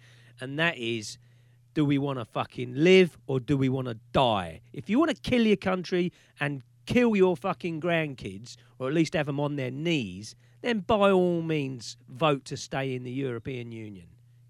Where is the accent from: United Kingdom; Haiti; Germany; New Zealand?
United Kingdom; we're Britain, we're British